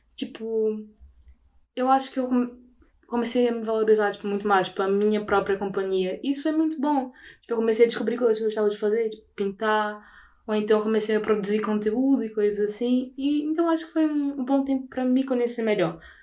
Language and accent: Portuguese; Belém, Pará, Brazil; moved away as an adult; now in Lisbon, Portugal; sou de Belém, fica no norte do Brasil